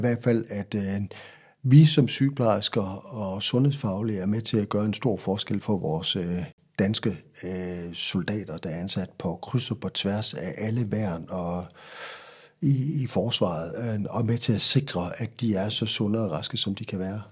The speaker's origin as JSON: {"language": "Danish", "area": "Central Jutland", "region": "Central Denmark Region", "country": "Denmark", "also_born_or_lived": "Faroe Islands / Fredericia", "said": "Købte hus i Midtjylland, hvor jeg kommer fra, flyttede derop"}